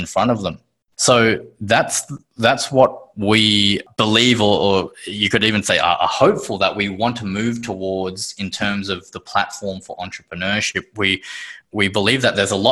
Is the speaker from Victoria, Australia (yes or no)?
no; Sydney, New South Wales, Australia; born in Sydney, Australia.